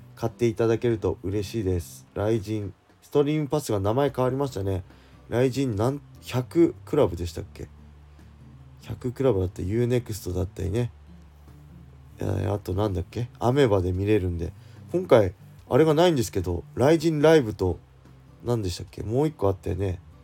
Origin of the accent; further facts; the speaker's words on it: Tsuchiura, Ibaraki, Japan; 地元土浦でね